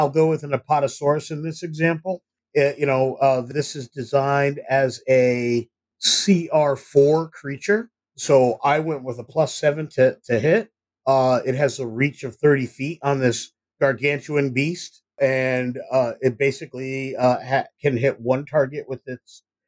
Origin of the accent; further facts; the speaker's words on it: Ithaca, New York, United States; I'm from Ithaca, New York